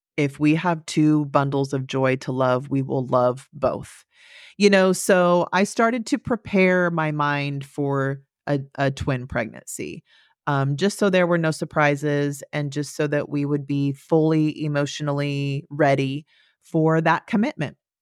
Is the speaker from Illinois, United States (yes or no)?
no; Central Valley, California, United States; I grew up in Central Valley, California.